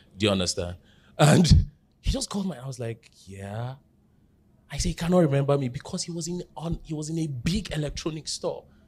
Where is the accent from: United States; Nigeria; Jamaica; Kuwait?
Nigeria; Jos, Plateau; I grew up in Jos, but where I grew up, pre-two thousand one crisis, so I largely grew up in an Igbo community